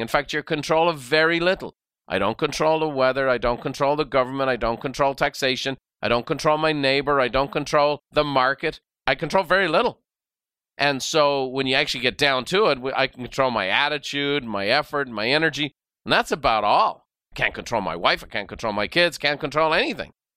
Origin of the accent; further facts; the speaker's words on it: Ireland; now in United States; Irish by birth and very proud of it